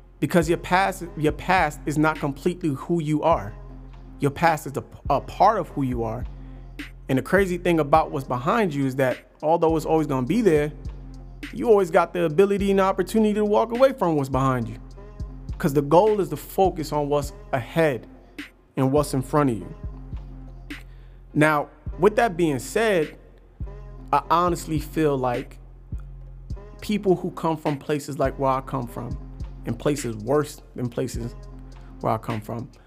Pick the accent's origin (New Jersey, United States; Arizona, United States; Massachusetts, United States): New Jersey, United States; Passaic; also born or lived in Paterson, New Jersey; I'm from Passaic, a place that's not so nice. Went to school in Passaic all my life.